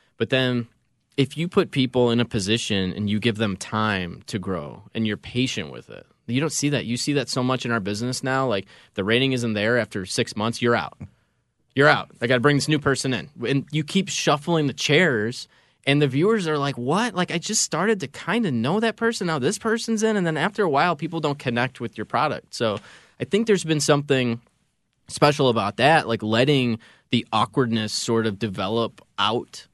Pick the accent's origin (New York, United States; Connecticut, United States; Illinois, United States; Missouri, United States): Illinois, United States; Schaumburg; I grew up in Schaumburg